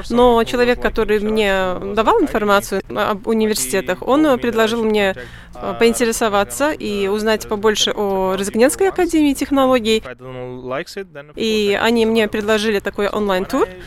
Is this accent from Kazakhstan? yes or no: no; Punjab, India; Russian is a second language; Я окончила программу бакалавра по аэронавтике в Индии, в моем родном городе Панджаб.